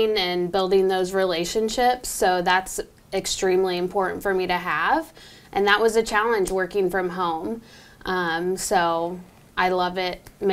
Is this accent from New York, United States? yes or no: no; Homer, Illinois, United States; I'm from Homer, which is like 30 minutes east of here.